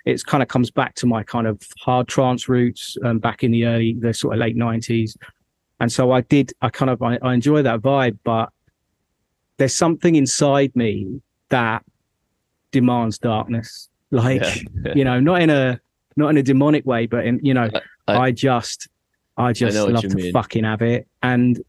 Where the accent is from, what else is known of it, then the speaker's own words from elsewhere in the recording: London, United Kingdom; moved away as an adult; also born or lived in Midlands; now in near Birmingham, United Kingdom; So I'm from London, but I moved to the Midlands about 8 years ago. So I live just north of Birmingham.